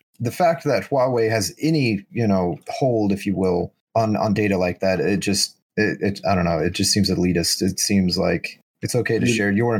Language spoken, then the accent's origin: English; United States; As an American looking in from the outside